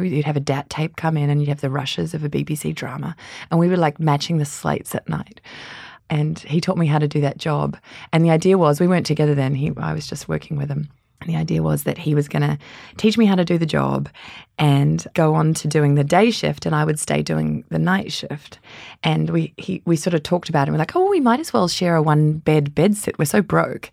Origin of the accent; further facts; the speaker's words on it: Canberra, Australian Capital Territory, Australia; also born or lived in London; now in New Zealand; I was born in Australia in a tiny place. Well, it's not that small, but on American standards, it is the capital, Canberra